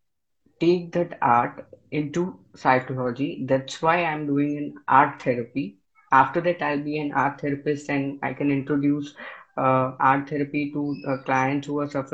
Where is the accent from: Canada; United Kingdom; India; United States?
India; Gandhinagar, Gujarat; Gujarat, from Gujarat, Gandhinagar